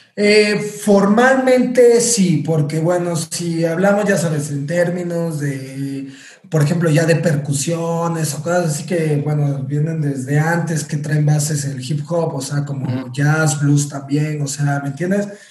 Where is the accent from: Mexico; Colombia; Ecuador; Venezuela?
Mexico; Orizaba, Veracruz; empecé en mi ciudad natal, Orizaba, Veracruz